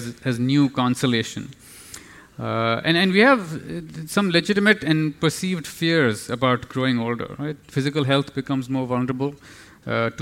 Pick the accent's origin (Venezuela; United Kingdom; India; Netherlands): India; New Delhi, Delhi; now in Singapore; I come from New Delhi. I have to be honest, Singapore is like a little village compared to New Delhi. We have 25 million plus people.